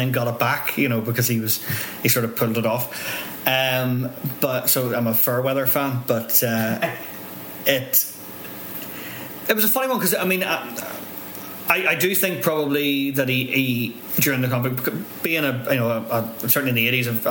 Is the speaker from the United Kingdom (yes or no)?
yes; Northern Ireland, United Kingdom